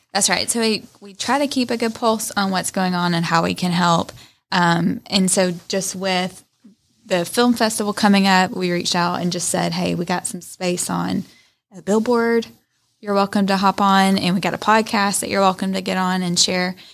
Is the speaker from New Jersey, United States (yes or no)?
no; Rome, Georgia, United States; I'm from Rome. Like, my friends in college always gave me a hard time about being diehard Rome